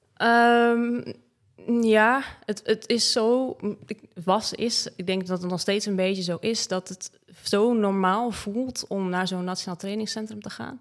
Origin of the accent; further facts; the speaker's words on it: Breda, North Brabant, Netherlands; moved away; also born or lived in Limburg; Ik kom natuurlijk uit Breda